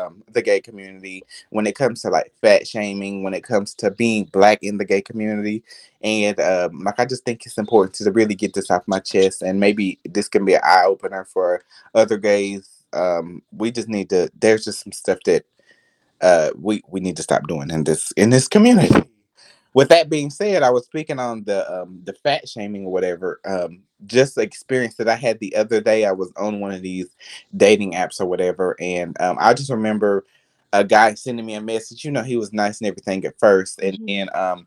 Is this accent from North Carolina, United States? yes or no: yes; Rutherford County, North Carolina, United States; moved away; I am from North Kakalaki, North Carolina. And, you know, I'm just that little, I grew up in a small town